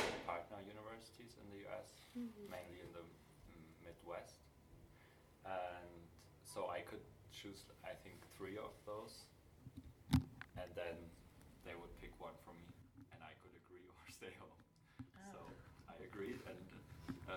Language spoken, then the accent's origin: English; Germany; from Germany